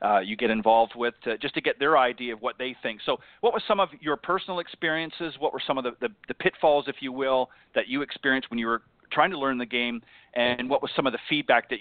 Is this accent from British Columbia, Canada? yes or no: no; Burlington, Ontario, Canada; also born or lived in Hamilton, Ontario / Toronto, Ontario; I'm originally from Burlington, Ontario, actually born in Hamilton, but lived most of my life in the Burlington, Ontario area and a little bit in Toronto